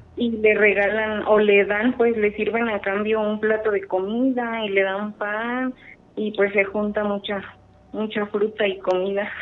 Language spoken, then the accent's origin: Spanish; Morelia, Michoacán, Mexico; de Morelia.